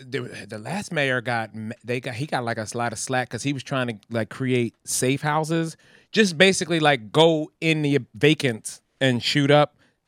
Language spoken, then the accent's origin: English; Philadelphia, Pennsylvania, United States; Philly, my hometown, I decided I wanted to see what they have.